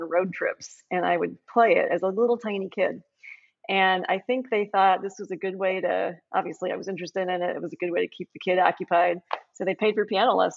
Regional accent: Chicago, Illinois, United States; moved away as an adult; also born or lived in Ann Arbor, Michigan / Arizona; I grew up in the Chicago suburbs

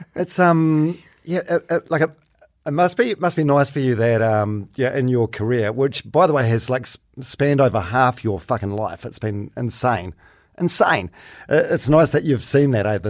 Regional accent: Palmerston North, Manawatū-Whanganui, New Zealand; I'm from Palmerston North.

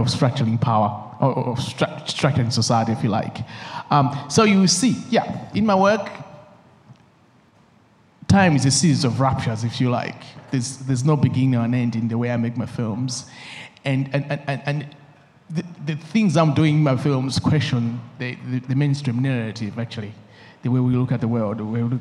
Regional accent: Malawi; I'm coming from Malawi, and we have a strong masking tradition in Malawi.

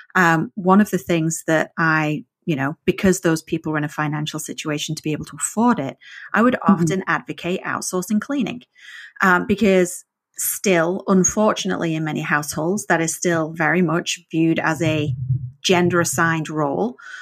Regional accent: the north of England, United Kingdom; first language English; moved away; I learned English in the north of England and we're not known for our um, exact pronunciation

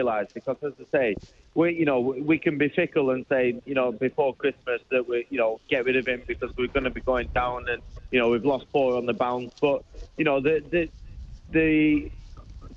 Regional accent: Burnley, North West England, United Kingdom; moved away as an adult; now in London, United Kingdom; born and bred in Burnley for 28 years, I'm now a London Claret

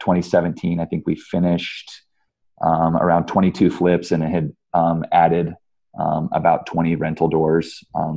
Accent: Omaha, Nebraska, United States; also born or lived in California; I grew up here in Omaha, Nebraska

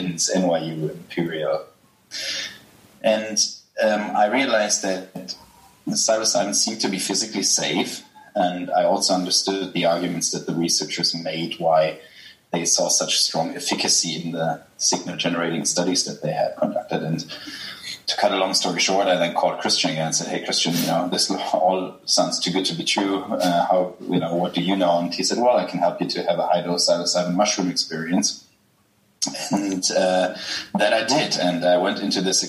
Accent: Germany; accent: German; English is a second language; I'm German, as people will realize from my accent

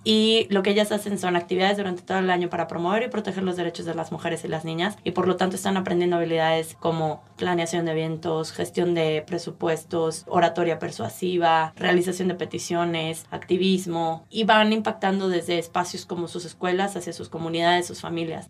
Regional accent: San Luis Potosí, Mexico; moved away as an adult; also born or lived in Puebla; now in United States; yo soy de San Luis Potosí, pero estudié en la Universidad de las Américas Puebla

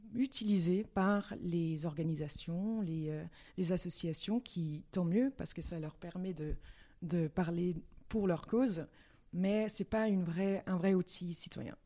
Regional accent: Brussels, Brussels-Capital Region, Belgium; je suis danoise, oui, mais euh, née en Belgique, à Bruxelles

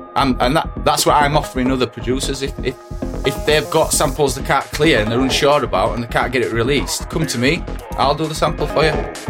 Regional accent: Yorkshire and the Humber, United Kingdom; I know I'm a Yorkshire lad

